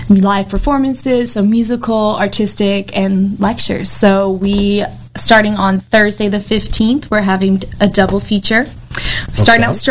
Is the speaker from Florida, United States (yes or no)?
yes; Jacksonville, Florida, United States; moved away as an adult; now in St. Augustine, United States; I'm from Jacksonville originally, and I moved to St. Augustine for school